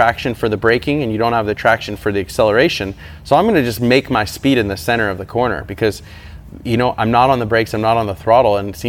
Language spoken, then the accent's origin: English; United States; as an American